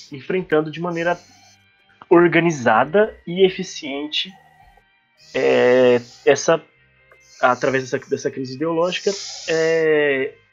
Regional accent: interior of São Paulo, Brazil; moved away; a cidade onde de onde eu vim, né, de onde eu venho, sou nascido, passei grande parte da minha vida, ela, ela se localiza no interior de São Paulo, né? uma cidade historicamente conservadora

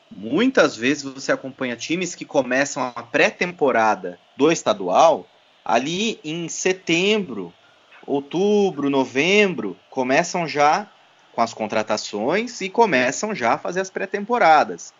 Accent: Votorantim, São Paulo, Brazil; um clube empresa lá da minha cidade natal

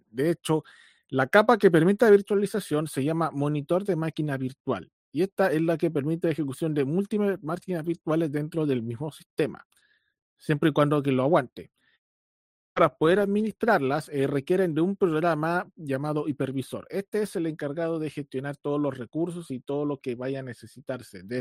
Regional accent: Chile; eh, soy ingeniero de sistemas, soy chileno, tengo 36 años

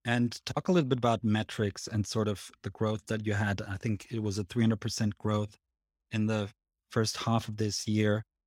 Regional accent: Switzerland; if you can tell from my accent, but I'm actually Swiss

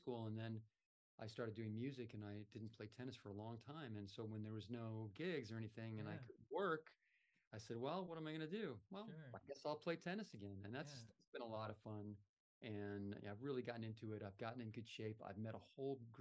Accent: Southern California, United States; now in Florida, United States; I grew up in Southern California

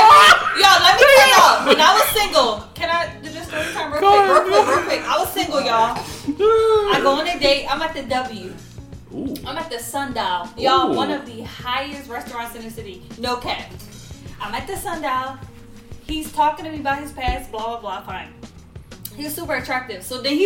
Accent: Philadelphia, Pennsylvania, United States; moved away as an adult; now in Atlanta, United States; I'm new from Philly.

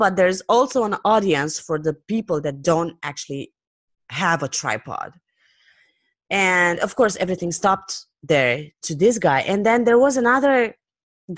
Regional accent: Romania; English is a second language; I come from Romania, which is not a native English speaking country

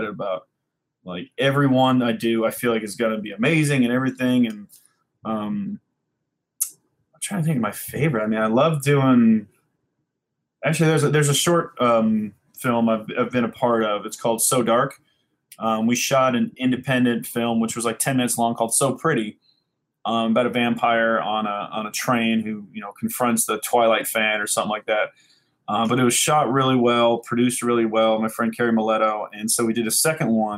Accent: Puyallup, Washington, United States; also born or lived in LaGrange, Georgia; I was born in LaGrange, Georgia, and I moved to Seattle, actually Puyallup area, when I was about five

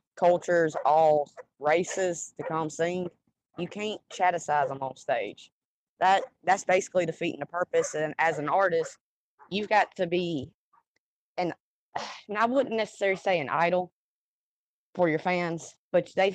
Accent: Demopolis, Alabama, United States; moved away; also born or lived in Selma, Alabama; I grew up in a small town about 50 miles west of it, in Demopolis, Alabama

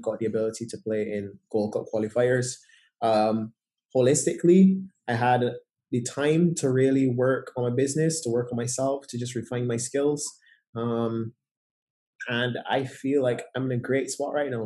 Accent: Barbados; growing up in Barbados

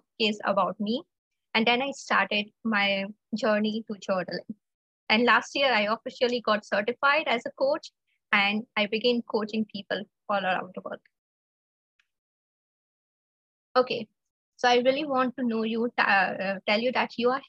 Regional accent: India; I'm from India

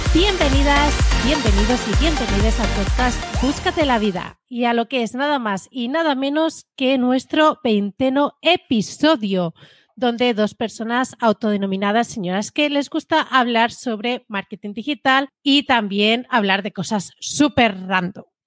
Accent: Spain; Domingo y yo somos de España

